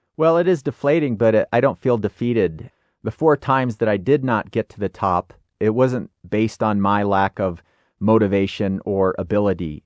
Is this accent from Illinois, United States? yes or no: yes; Illinois, United States; I grew up in Illinois